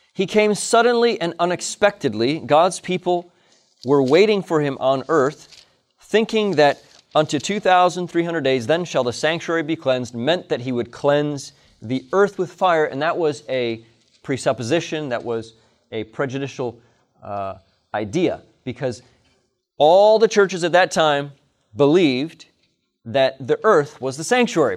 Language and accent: English; Hinsdale, Illinois, United States; I'm a native of Hinsdale, Illinois. I was born in Hinsdale Hospital